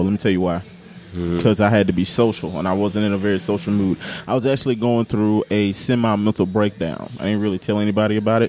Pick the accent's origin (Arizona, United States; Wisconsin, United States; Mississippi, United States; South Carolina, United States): Mississippi, United States; I was repping Mississippi.